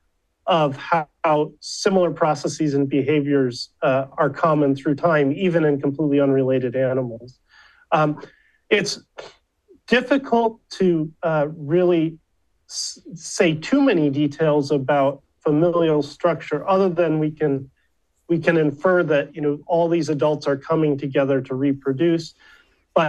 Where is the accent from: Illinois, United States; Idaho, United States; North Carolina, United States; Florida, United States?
Illinois, United States; Chicago suburbs; moved away; also born or lived in Flagstaff, Arizona / Berkeley, California; I grew up in the Chicago suburbs